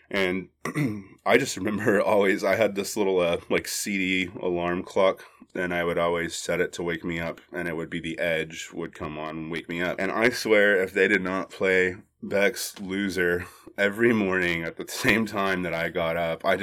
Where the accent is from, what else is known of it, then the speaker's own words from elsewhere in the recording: Arlington, Texas, United States; now in Austin, United States; I was born and raised in Arlington, Texas. It's the home of the Texas Rangers, now the Dallas Cowboys, Wet and Wild, Six Flags, and a uh, pretty incredible place. So clearly, I got the hell out of there as soon as I could.